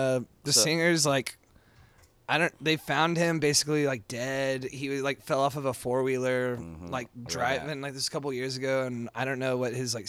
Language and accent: English; Texas, United States; I grew up in Texas, and I grew up like fighting the like Texas whale. You know, my mom's from Amarillo, my daddy's from Harlingen, like, you know, Texas, like born and bred.